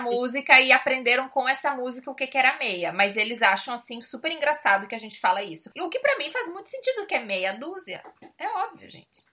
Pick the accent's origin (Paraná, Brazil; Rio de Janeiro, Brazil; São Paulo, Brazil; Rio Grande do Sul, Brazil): Rio Grande do Sul, Brazil; moved away as an adult; now in Portugal; A gente no Rio Grande do Sul sempre tinha o hábito de dar três beijos